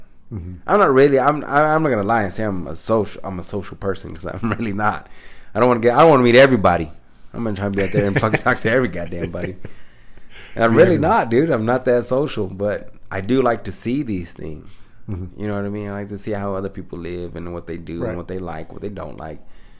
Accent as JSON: {"language": "English", "region": "Michigan", "country": "United States", "said": "But I thought they would be like, nah, this ain't shit. You know, we're from Michigan"}